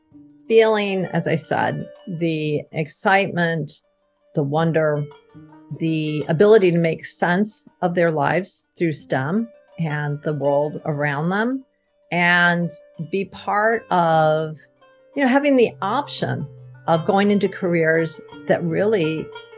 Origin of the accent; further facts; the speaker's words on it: Ann Arbor, Michigan, United States; I grew up in Ann Arbor, Michigan